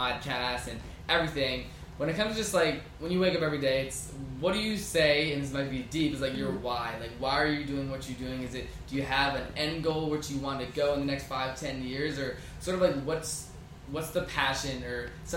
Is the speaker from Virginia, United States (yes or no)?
yes; Virginia, United States; now in Los Angeles, United States; I'm coming from Virginia, small town